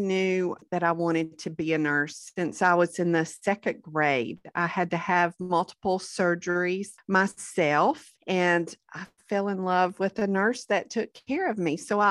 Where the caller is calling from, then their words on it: Garner, North Carolina, United States; I am joining you from Garner, North Carolina, which is right outside of Raleigh, our capital.